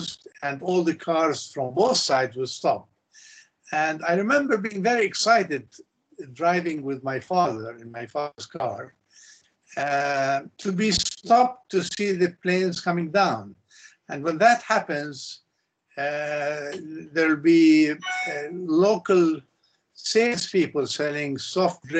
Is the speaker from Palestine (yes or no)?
yes; Ramallah, West Bank, Palestine; I grew up in the Jerusalem area, in the town of Ramallah. I went to primary and secondary school in Ramallah.